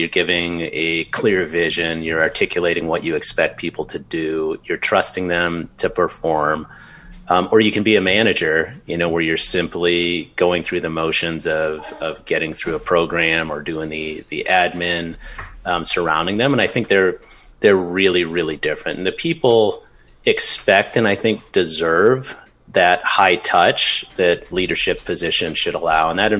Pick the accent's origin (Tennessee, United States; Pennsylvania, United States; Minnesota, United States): Minnesota, United States; now in Los Angeles, United States; my home state of Minnesota